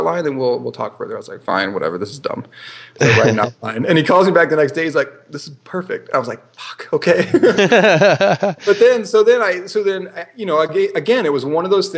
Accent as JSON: {"language": "English", "region": "Midwest", "country": "United States", "tie": "born or raised there", "also_born_or_lived": "California / Singapore", "moved": "as an adult", "said": "growing up in the Midwest"}